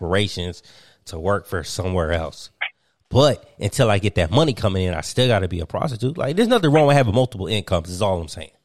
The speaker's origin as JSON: {"language": "English", "town": "Martinsville", "region": "Virginia", "country": "United States", "tie": "born or raised there", "said": "I grew up in Martinsville, Virginia"}